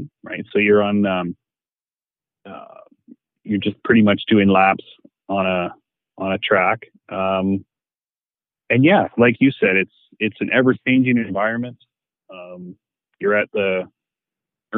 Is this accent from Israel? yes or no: no; Canada; being Canadian